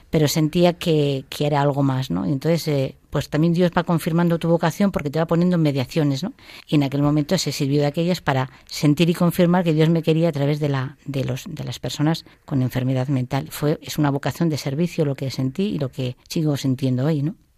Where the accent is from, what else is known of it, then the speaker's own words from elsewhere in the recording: Toledo, Castilla-La Mancha, Spain; Yo soy de un pueblo de Toledo